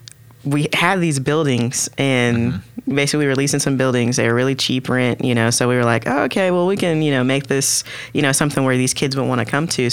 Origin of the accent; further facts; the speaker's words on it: Oklahoma City, Oklahoma, United States; Born and raised in Oklahoma City